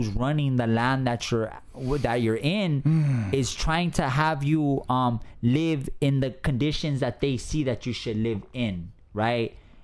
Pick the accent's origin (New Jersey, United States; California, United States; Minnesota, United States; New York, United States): California, United States; Los Angeles; Growing up in an abusive alcoholic gang territory, right? Drugs from my mother's boyfriends, and just having a traumatic childhood, right? And so by 13 years old, I'm from East Los Angeles